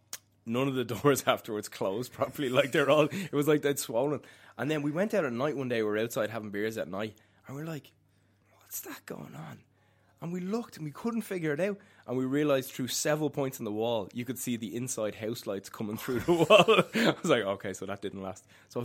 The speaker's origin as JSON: {"language": "English", "town": "Dublin", "region": "Leinster", "country": "Ireland", "accent": "Dublin", "said": "I am from Dublin, as you may notice."}